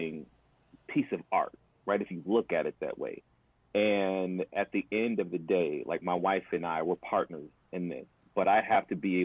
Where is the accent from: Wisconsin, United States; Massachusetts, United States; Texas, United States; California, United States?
Wisconsin, United States; Milwaukee; I grew up in Milwaukee, on the north side of Milwaukee